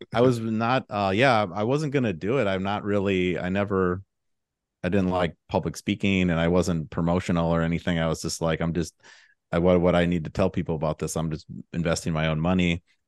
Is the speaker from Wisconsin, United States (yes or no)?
yes; Milwaukee, Wisconsin, United States; moved away as an adult; also born or lived in Chicago; now in Austin, United States; I'm from the Milwaukee area up in Wisconsin, and, uh, both my, both my parents were teachers there